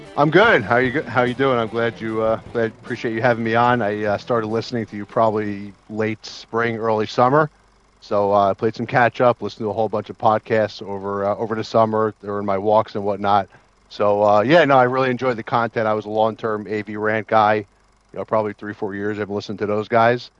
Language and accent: English; New Jersey, United States; I'm from New Jersey